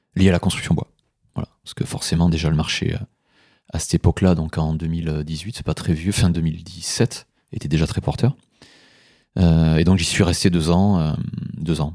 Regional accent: Aveyron, Occitania, France; moved away as an adult; now in Mâcon, France; je suis originaire de, de l'Aveyron

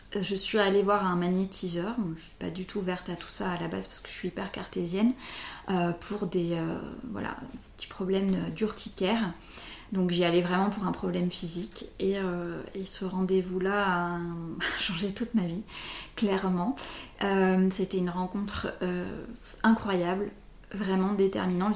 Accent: Bordeaux, Nouvelle-Aquitaine, France; je suis bordelaise depuis 37 ans, en fait, depuis toujours

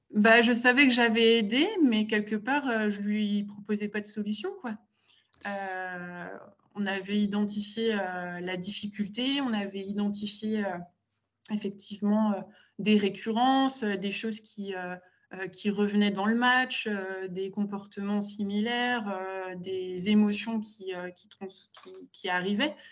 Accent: Gaye, Grand Est, France; je viens d'un petit village, euh, euh, en Champagne-Ardenne, donc à une heure, un peu plus d'une heure de Reims

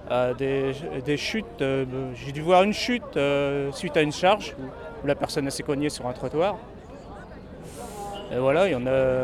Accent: Paris region, Île-de-France, France; région parisienne.

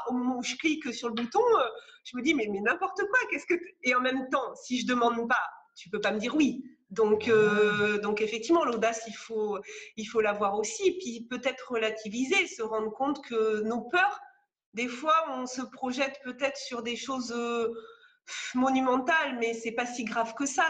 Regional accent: France; also born or lived in Gironde; moi, je suis française, je vis en Gironde.

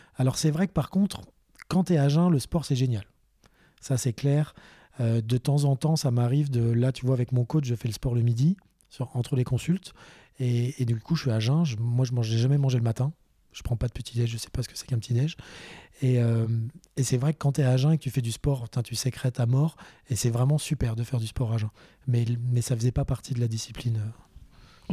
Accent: Boulogne-Billancourt, Île-de-France, France; moved away; also born or lived in Eure-et-Loir; j'avais 5 ans, euh, je vivais à Paris, j'étais à Boulogne

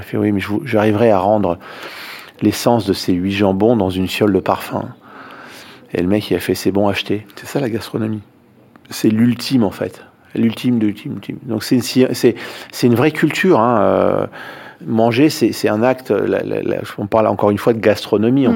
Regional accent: Paris, Île-de-France, France; Quand on est parisien comme je le suis

